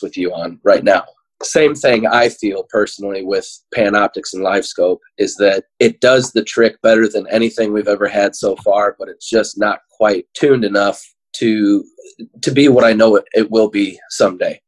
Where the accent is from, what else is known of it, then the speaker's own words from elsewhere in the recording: Illinois, United States; I've been born and raised in Illinois my entire life